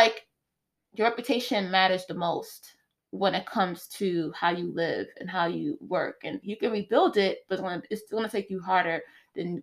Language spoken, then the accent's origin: English; New York City, New York, United States; I'm black from Brooklyn